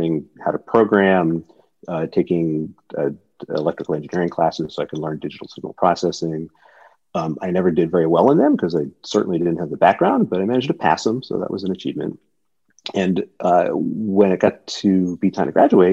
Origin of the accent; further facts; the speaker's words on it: Woodbridge, Connecticut, United States; moved away as an adult; also born or lived in New Haven; now in California, United States; I went to Yale, but I grew up in Woodbridge